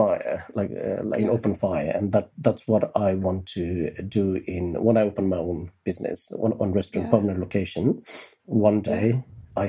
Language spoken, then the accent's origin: English; Kathmandu, Bagmati, Nepal; now in London, United Kingdom; I'm from Kathmandu. So Kathmandu is the capital, obviously